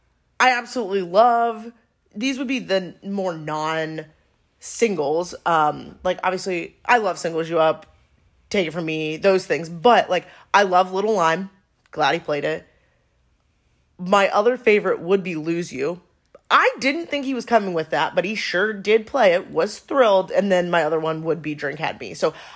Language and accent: English; Chicago, Illinois, United States; ran into somebody from my hometown in Chicago.